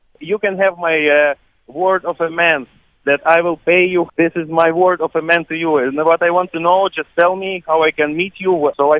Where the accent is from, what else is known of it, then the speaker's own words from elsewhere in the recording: Latvia; moved away; I am from Latvia.